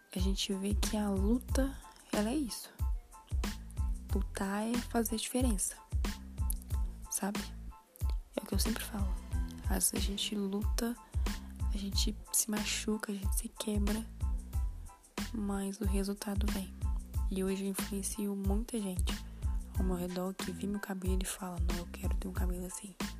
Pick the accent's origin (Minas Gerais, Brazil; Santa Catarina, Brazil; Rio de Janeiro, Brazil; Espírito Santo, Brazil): Minas Gerais, Brazil; tenho 21 anos e sou de Minas Gerais.